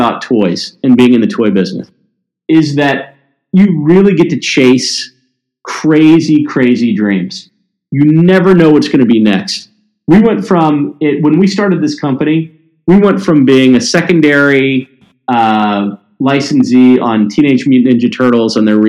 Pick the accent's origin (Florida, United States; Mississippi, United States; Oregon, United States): Mississippi, United States; also born or lived in Tennessee; Like I said, I grew up in Mississippi and Tennessee, and I didn't have a real specific vision.